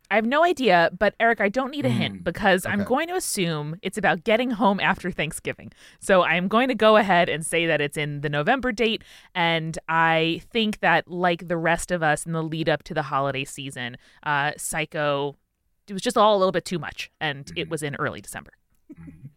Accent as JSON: {"language": "English", "town": "Merrick", "region": "New York", "country": "United States", "tie": "born or raised there", "also_born_or_lived": "Queens, New York", "said": "my hometown of Merrick, New York"}